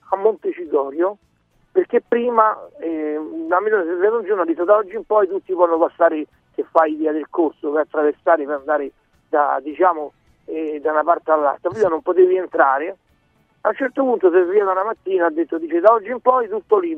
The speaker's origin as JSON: {"language": "Italian", "town": "Rome", "region": "Lazio", "country": "Italy", "said": "io sono di San Basilio."}